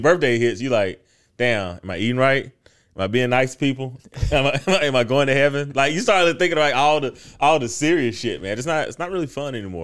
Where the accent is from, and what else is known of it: United States